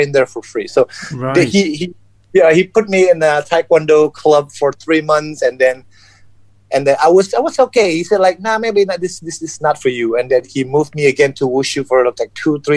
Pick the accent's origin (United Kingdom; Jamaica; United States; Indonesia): Indonesia; South Sumatra; I'm Chinese descent, born and raised in Indonesia